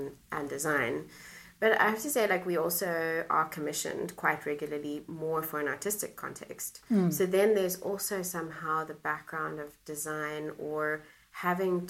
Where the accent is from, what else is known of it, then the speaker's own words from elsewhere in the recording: Cape Town, Western Cape, South Africa; moved away as an adult; now in Netherlands; I grew up in Cape Town in South Africa, and my parents and my family still live there